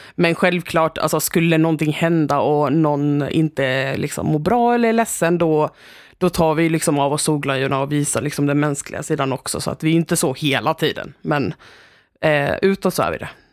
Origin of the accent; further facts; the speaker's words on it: Stockholm, Stockholm County, Sweden; moved away as an adult; now in Växjö, Sweden; Jag kommer från Stockholm